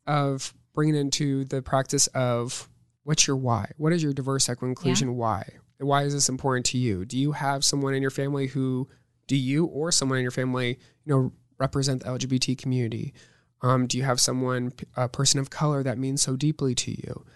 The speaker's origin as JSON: {"language": "English", "town": "Omaha", "region": "Nebraska", "country": "United States", "tie": "born or raised there", "also_born_or_lived": "Northwest Missouri State (university)", "said": "I was born and raised in Omaha, Nebraska."}